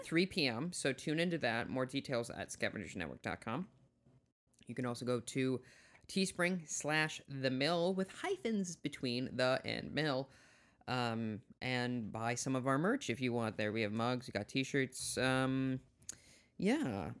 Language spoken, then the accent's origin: English; South Dakota, United States; I'm from South Dakota